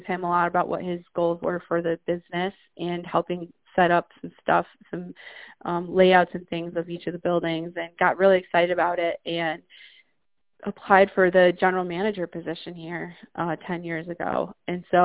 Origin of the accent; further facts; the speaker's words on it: upstate New York, United States; this is my hometown area where I am now